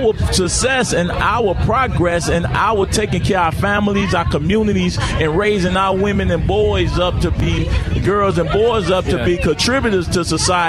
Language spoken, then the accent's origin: English; Inglewood, California, United States